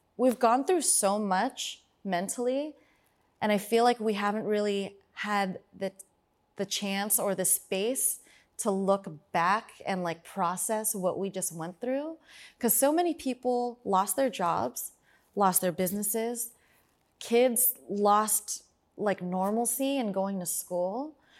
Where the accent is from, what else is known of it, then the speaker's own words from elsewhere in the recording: Fremont, California, United States; I'm from Fremont